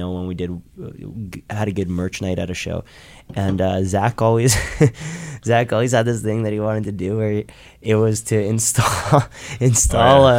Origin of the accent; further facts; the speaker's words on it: Toronto, Ontario, Canada; We're from Toronto.